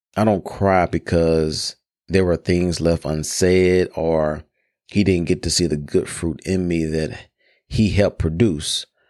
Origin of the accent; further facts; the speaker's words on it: Memphis, Tennessee, United States; I grew up in Memphis, Tennessee, known as Hoop City